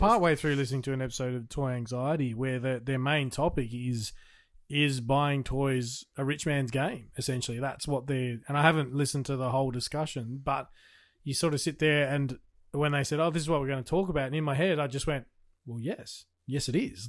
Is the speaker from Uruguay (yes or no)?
no; Australia; I'm an Australian